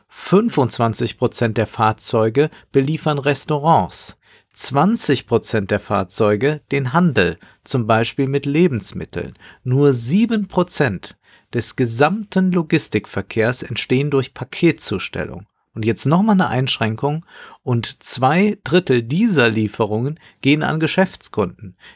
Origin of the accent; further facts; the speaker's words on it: Amsterdam, North Holland, Netherlands; aber nehmen wir meine Heimatstadt Amsterdam